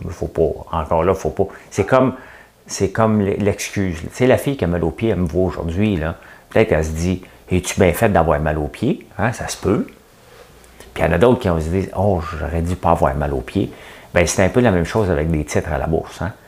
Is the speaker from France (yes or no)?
no; Montreal, Quebec, Canada; je suis montréalais